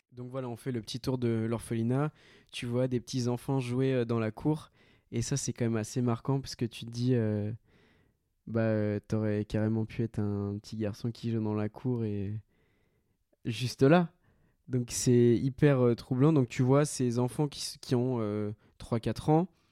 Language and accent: French; France; also born or lived in Colombia; je suis français et une autre nationalité